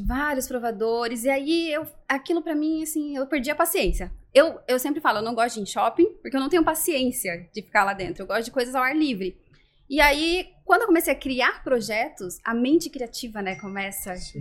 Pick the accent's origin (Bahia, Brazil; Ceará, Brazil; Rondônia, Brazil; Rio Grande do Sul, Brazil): Rondônia, Brazil; also born or lived in Curitiba, Paraná; now in Florianópolis, Brazil; Eu fui criada em Rondônia